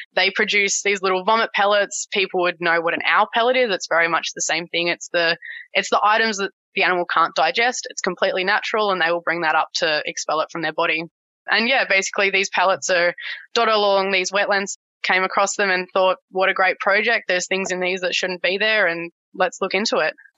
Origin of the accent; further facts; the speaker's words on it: Tasmania, Australia; also born or lived in King Island; now in Brisbane, Australia; growing up in Tassie, being Tassie born and bred